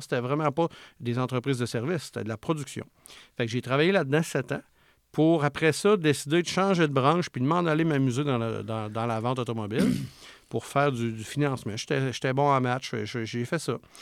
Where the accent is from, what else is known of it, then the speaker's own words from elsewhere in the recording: Charlevoix, Quebec, Canada; moved away; je viens de Charlevoix, où ce que c'est un coin que souvent, c'est ces mentalités-là un petit peu. Puis euh, maman à la maison, puis quand c'est le temps, elle retourne travailler, puis etc. Puis moi, ben, quand j'ai grandi là-dedans